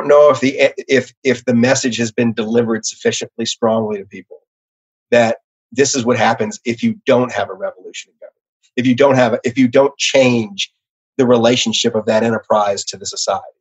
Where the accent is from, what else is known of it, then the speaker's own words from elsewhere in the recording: New Orleans, Louisiana, United States; I'm from New Orleans